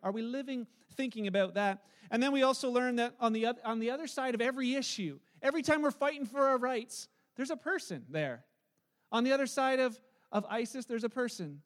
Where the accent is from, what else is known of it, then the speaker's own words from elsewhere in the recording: Canada; as a Canadian, I'm probably only going to be a Canadian for about 89 years